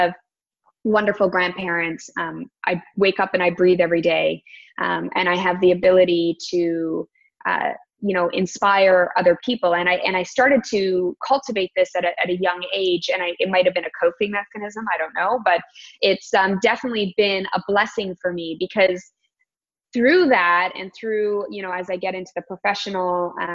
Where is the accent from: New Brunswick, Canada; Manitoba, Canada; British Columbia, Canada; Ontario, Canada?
Ontario, Canada; Toronto; I live born and raised in the Toronto area